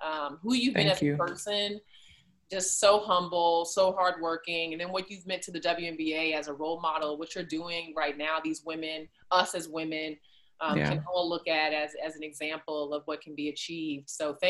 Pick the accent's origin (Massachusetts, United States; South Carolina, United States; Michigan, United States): Massachusetts, United States; Boston; born there; I was born in Boston. My family is from Boston.